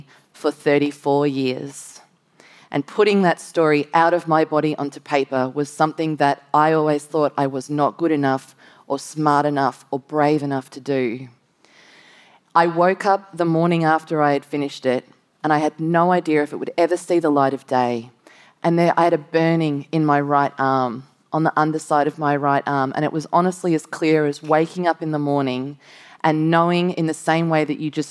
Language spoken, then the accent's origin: English; Gold Coast, Queensland, Australia; moved away as an adult; also born or lived in Manchester, England; I grew up on the Gold Coast